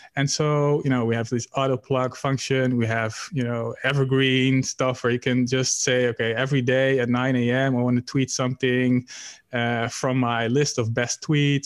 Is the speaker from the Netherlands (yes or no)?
yes; Netherlands; I'm from the Netherlands, Europe